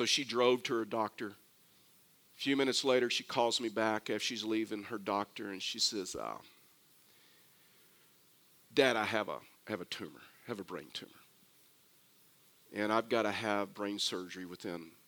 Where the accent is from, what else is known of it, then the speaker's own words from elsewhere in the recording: Texas, United States; I'm from Texas